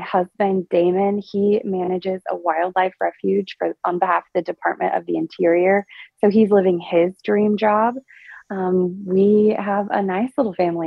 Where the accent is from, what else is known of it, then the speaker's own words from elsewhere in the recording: Perkins, Oklahoma, United States; also born or lived in Indiana / Nashville; I grew up in what I like to call Stillwater's greatest suburb of Perkins, Oklahoma